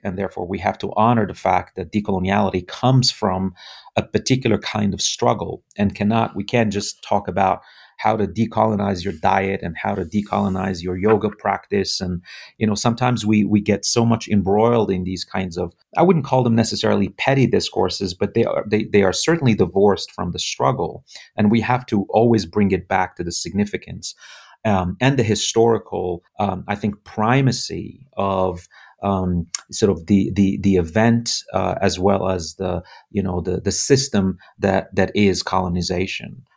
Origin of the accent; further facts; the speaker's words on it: Morocco; moved away as an adult; now in United States; left, uh, my home country, Morocco, at the age of twenty-two